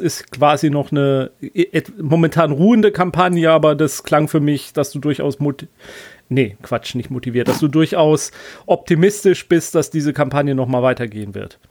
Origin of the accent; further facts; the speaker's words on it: Black Forest, Baden-Württemberg, Germany; moved away; Schwarzwald ist immer gut, das ist ja meine alte Heimat